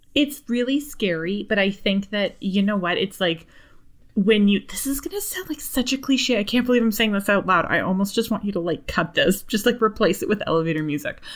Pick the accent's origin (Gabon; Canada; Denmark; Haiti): Canada; we're both from Canada and everybody knows each other in Canada. You know, like, I know every single person that lives here.